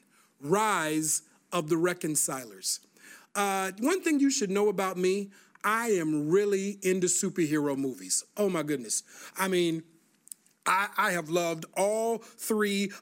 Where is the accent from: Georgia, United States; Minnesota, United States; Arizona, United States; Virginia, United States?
Minnesota, United States; Minneapolis; growing up in Minneapolis, Minnesota